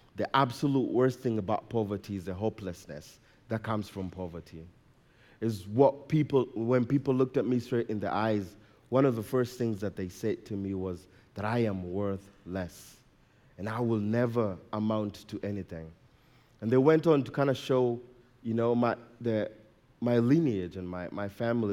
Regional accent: Nairobi, Kenya; now in Colorado, United States; I was born and raised in Nairobi, Kenya.

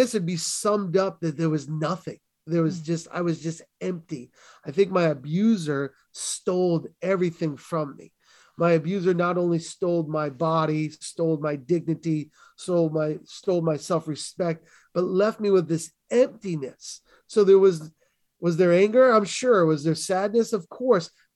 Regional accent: New England, United States; I grew up in New England, which is primarily Roman Catholic

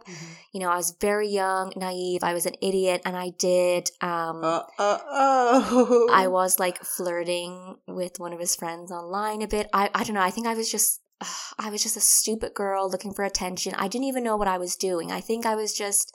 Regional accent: Ireland; moved away as an adult; now in England; we're from Ireland, we moved to England

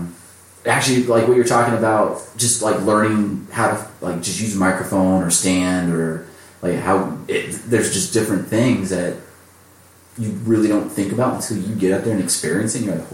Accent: Rancho Cucamonga, California, United States; so I'm from Ranch Cucamonga, born and raised there. It's a great town. It's full of manicured lawns.

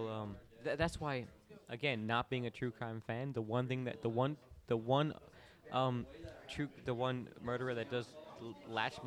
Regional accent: Orlando, Florida, United States; I grew up in Orlando

